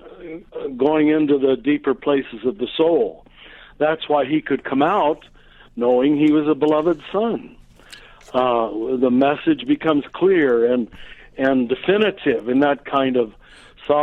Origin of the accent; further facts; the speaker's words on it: United States; I'm American, but German background.